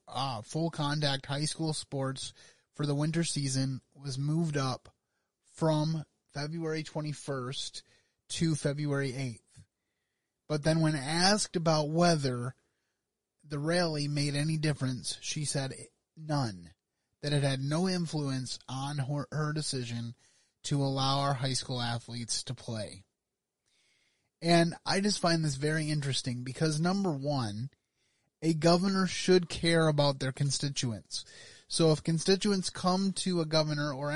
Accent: Michigan, United States; here in my home state of Michigan

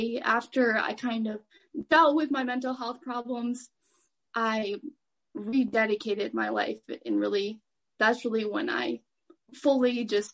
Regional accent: Kent City, Michigan, United States; I lived in this little town called Kent City

